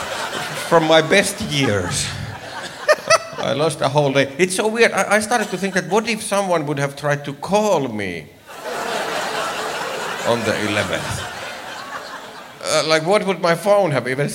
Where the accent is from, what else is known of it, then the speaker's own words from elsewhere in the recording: Finland; moved away as an adult; now in United States; I'm from Finland. Yay! I moved to America about a year ago